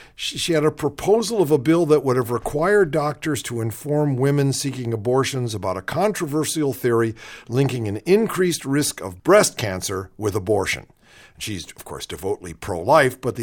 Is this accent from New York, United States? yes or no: no; Shaker Heights, Ohio, United States; moved away as an adult; also born or lived in New Haven, Connecticut; now in Los Angeles, United States; I grew up in Shaker Heights, Ohio.